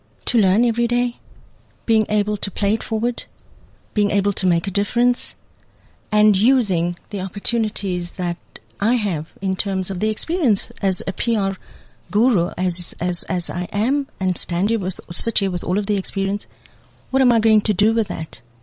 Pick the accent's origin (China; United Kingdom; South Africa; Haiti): South Africa; I'm South African, born and bred.